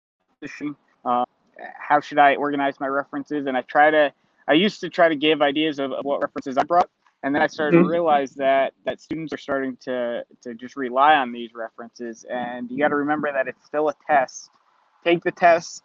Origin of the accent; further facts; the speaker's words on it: Orange County, New York, United States; in my hometown, so it's close to home